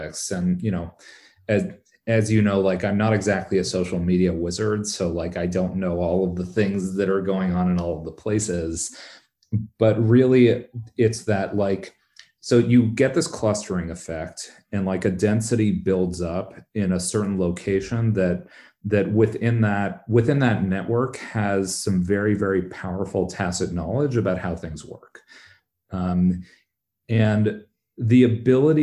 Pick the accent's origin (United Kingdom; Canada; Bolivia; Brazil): Canada; also born or lived in Bay Area, California; now in San Francisco Bay Area, United States; I live in the Bay Area, but I'm Canadian. I still have, you know, like, I've got roots. I know a lot of folks back in Toronto